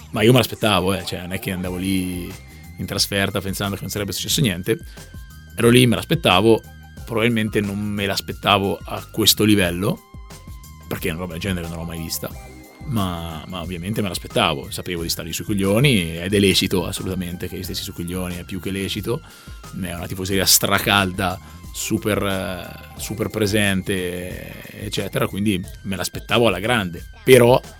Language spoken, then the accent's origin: Italian; Siena, Tuscany, Italy; io vengo da Siena